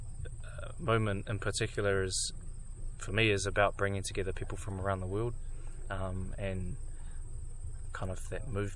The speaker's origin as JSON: {"language": "English", "country": "New Zealand", "moved": "yes", "said": "I come from Ngāpuhi, is my tribe from Aotearoa, New Zealand."}